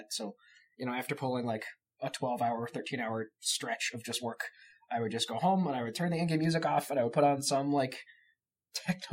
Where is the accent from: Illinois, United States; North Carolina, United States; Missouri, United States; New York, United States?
New York, United States; moved away as an adult; also born or lived in Long Island, New York; now in Washington, United States; I grew up in New York, so this was like moved 3,000 miles from home to learn to make video games